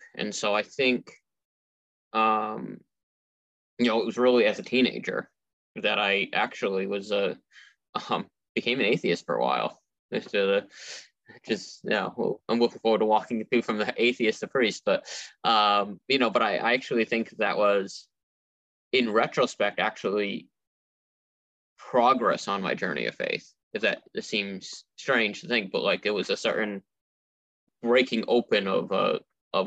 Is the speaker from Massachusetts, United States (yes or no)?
yes; Millbury, Massachusetts, United States; We grew up in Millbury, but we went to a church in Auburn